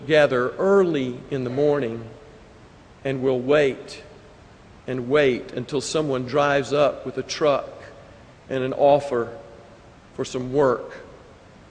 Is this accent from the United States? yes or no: yes; United States; we as Americans